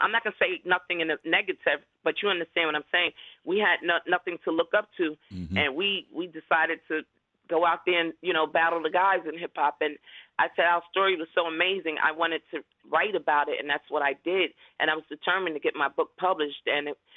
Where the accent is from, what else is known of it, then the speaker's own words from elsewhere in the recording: New York City, New York, United States; I'm from the Bronx, you know, come from a mother of a single parent